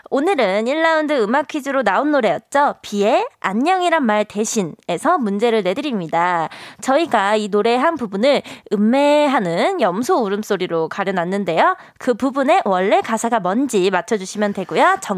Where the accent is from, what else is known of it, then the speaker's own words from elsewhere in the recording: South Korea; 대한민국 사람으로서 정말 이제 죄송합니다.